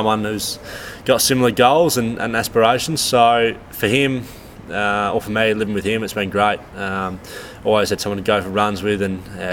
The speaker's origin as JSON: {"language": "English", "area": "Glenelg zone", "region": "South Australia", "country": "Australia", "tie": "born or raised there", "said": "growing up in the Glenelg zone"}